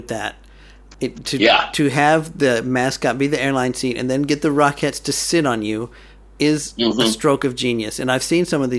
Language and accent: English; Dallas, Texas, United States; we're from Dallas